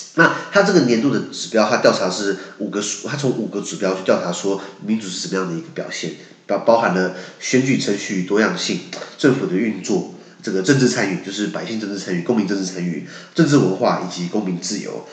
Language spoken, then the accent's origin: Chinese; Taiwan; 为了我们台湾人的健康